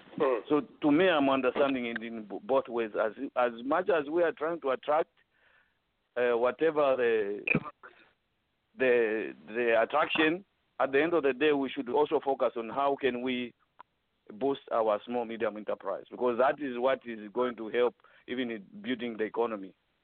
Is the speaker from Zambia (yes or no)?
yes; Zambia; moved away; while we are away from Zambia? So I'm advocating for, if as diasporan